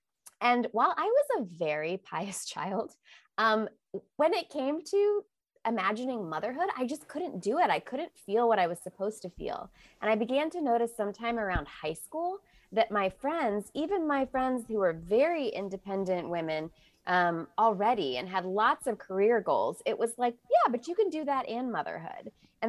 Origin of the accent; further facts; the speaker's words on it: Illinois, United States; Yeah, so I grew up Catholic outside of Chicago, so close enough to Missouri.